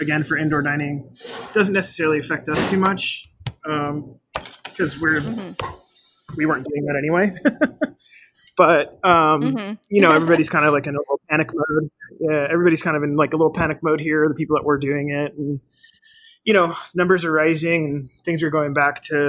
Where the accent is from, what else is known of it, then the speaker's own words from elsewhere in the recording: Olympia, Washington, United States; also born or lived in Fort Lewis, Washington; born here in Fort Lewis and then grew up in Olympia, which is about 45 minutes south of there